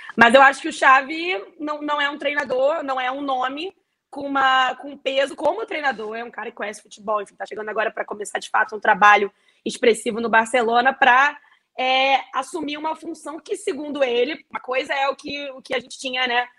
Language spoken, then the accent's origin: Portuguese; Brazil; eu sou brasileiro com muito orgulho e com muito amor.